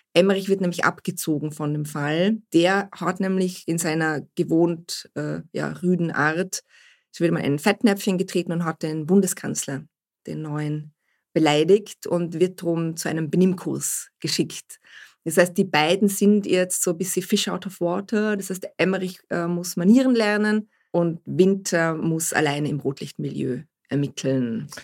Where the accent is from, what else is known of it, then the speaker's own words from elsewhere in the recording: Vorarlberg, Austria; ich komme aus Vorarlberg